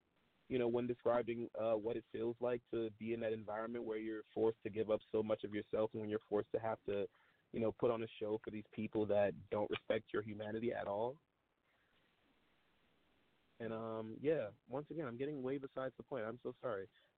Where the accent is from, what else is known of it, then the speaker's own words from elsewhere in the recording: New Orleans, Louisiana, United States; So I grew up in Louisiana. I was born in New Orleans. However, I was born in New Orleans in the Desire Ninth Ward neighborhood, directly in front of the Desire Project on the corner of High Chain Humanity